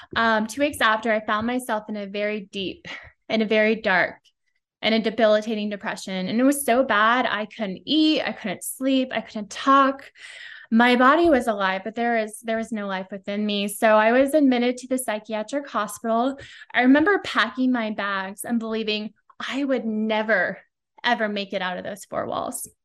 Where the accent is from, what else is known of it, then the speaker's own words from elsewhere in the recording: Silicon Valley, Bay Area, California, United States; I grew up in Silicon Valley, Bay Area, always been a California girl